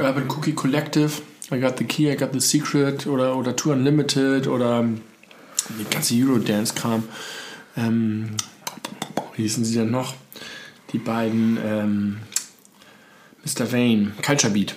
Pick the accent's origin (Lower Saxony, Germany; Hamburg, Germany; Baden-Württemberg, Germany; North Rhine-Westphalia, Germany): Hamburg, Germany; bei mir in meiner Heimatstadt